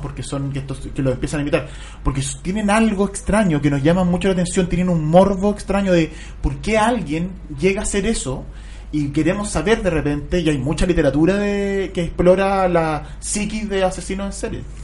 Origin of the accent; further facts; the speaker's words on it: Chile; Nosotros acá en Chile